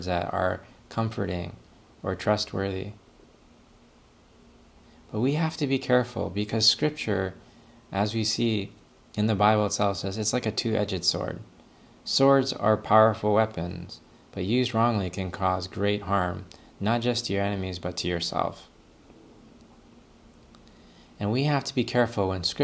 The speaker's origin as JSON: {"language": "English", "country": "Canada", "said": "as a Canadian"}